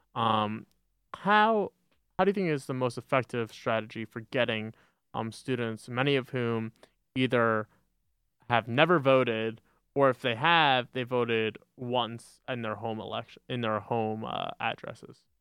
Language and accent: English; Westchester County, New York, United States; moved away as an adult; now in Binghamton, United States; Westchester, New York, you know, Westchester County or suburbs of New York City